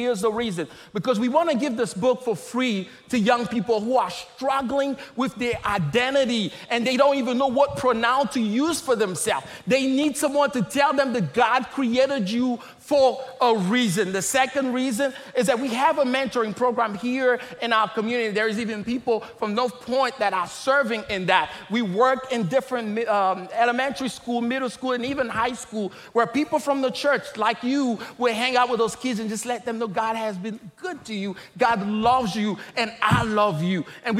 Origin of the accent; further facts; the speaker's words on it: DR Congo; I am originally from the Democratic Republic of Congo.